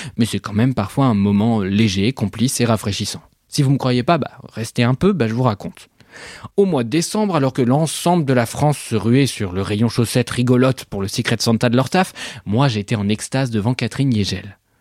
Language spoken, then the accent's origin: French; Switzerland; je suis suisse